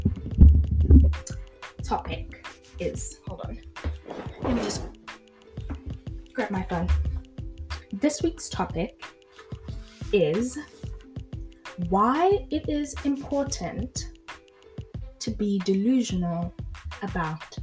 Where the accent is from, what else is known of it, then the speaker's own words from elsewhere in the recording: South Africa; moved away as an adult; also born or lived in France / Grahamstown, South Africa; born in South Africa, raised in South Africa, and when I was 23, I moved from South Africa to France to start a whole new life